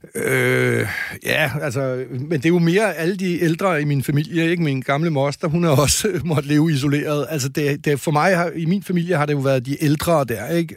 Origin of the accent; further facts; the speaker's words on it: Denmark; vi er blevet mindet om som danskere og som almindelige borgere